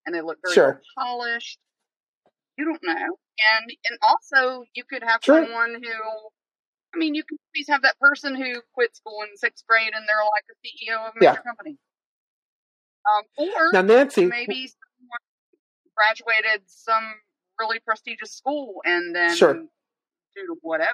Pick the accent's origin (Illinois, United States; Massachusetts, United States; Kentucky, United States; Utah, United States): Massachusetts, United States; Boston; also born or lived in Roanoke, Virginia; I was raised in Boston.